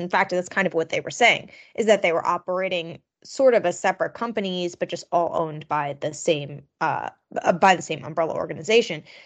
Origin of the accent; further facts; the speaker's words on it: Long Island, New York, United States; I grew up on Long Island